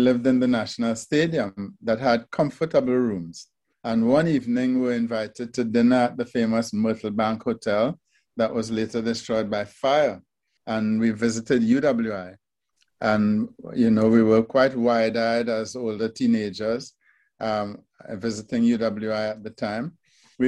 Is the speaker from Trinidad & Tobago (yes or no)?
yes; Trinidad & Tobago; my first job fresh out of high school was at the Trinidad Regional Virus Laboratory